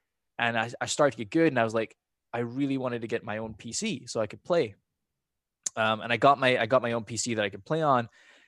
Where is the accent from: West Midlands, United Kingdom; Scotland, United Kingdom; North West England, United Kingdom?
Scotland, United Kingdom; accent: half Scottish, more American now; My accent's like half Scottish, but more American now. But back in the day, when I was growing up in Scotland, I remember when I was like 6.